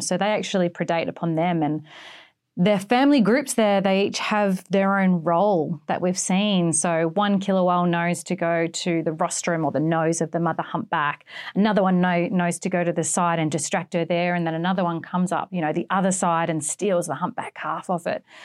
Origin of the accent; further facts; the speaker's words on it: East Coast of Australia, Australia; accent: Australian; moved away as an adult; now in Western Australia, Australia; I'm actually from the East Coast. I moved to the West Coast for the killer whales.